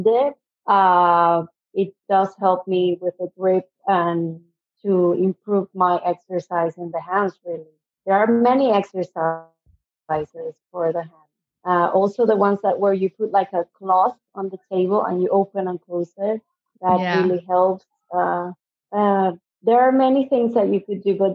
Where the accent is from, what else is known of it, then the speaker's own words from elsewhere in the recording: Venezuela; first language Spanish; English is a second language; moved away as an adult; also born or lived in Adelaide, Australia / United States; now in Sydney, Australia; I'm originally from Venezuela, so in South America. So I speak Spanish.